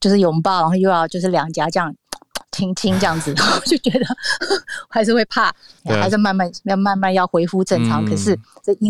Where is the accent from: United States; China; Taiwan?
United States; Southern California; 因为我自己本身是在南加州长大